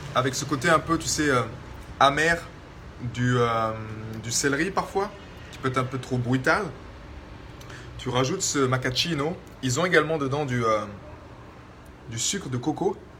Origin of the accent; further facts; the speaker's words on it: France; vu que j'ai grandi en France, dans la culture française